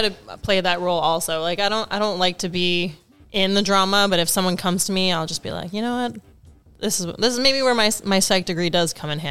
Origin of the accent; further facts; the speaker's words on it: the Valley, Southern California, United States; moved away as an adult; now in New York, United States; I grew up in the Valley, primarily.